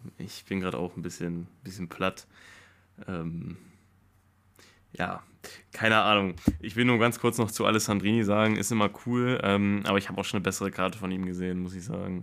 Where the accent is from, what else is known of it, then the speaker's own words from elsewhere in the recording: Germany; als Deutscher